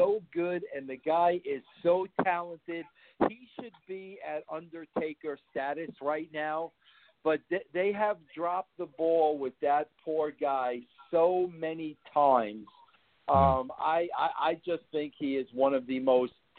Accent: New York City, New York, United States; I was born in Brooklyn

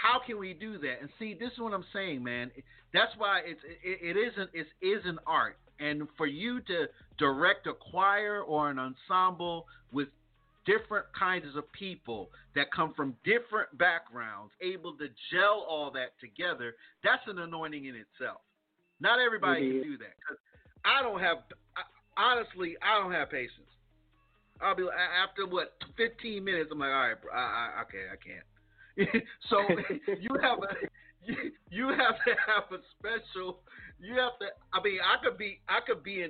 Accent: East Coast, United States; I'm from the East Coast

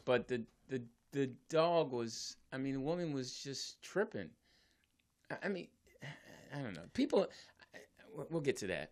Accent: Philadelphia, Pennsylvania, United States; I'm from Philly

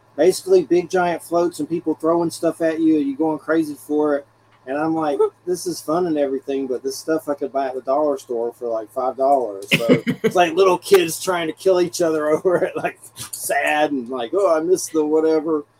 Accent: Georgia, United States; I'm from Georgia

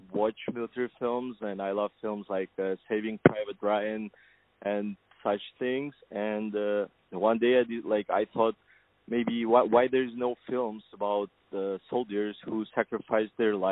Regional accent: Kazakhstan; moved away as an adult; now in United States; born in Kazakhstan, and I'm originally from Kazakhstan

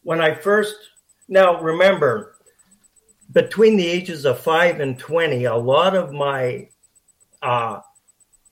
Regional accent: Powell River, British Columbia, Canada; growing up in Pearl River

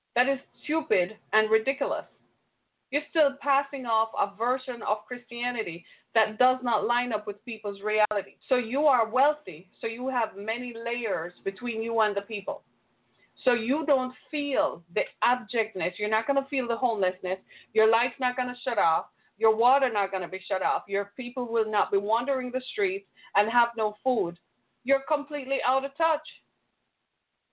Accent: Michigan, United States; my home state of Michigan

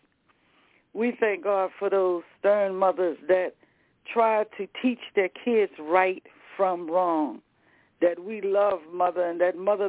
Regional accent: the South, United States; I'm from the South.

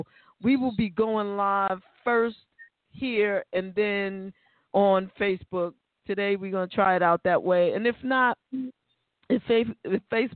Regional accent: New York City, New York, United States; we're from the Bronx

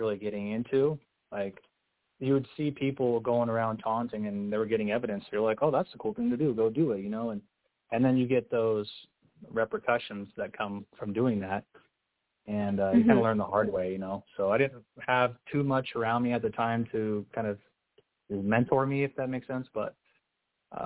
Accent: Utah, United States; I grew up here in Utah, you know, LDS and Mormon

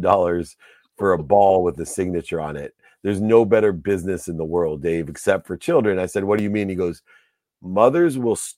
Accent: Akron, Ohio, United States; born or raised there

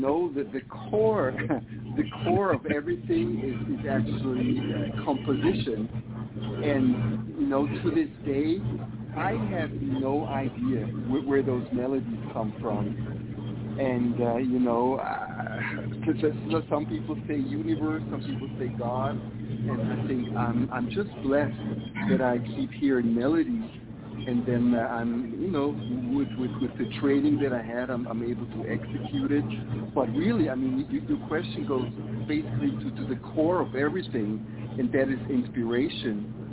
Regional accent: Switzerland; moved away as an adult; also born or lived in Africa; now in Las Vegas, United States; originally I'm from Switzerland. Originally I was born in Africa, but moved to Switzerland when I was like 3 months old. So I've lived there until my mid-30s

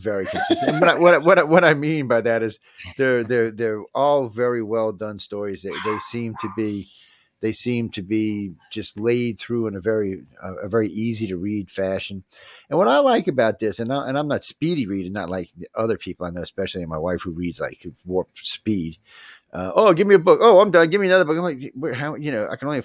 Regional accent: New Orleans, Louisiana, United States; I'm from New Orleans.

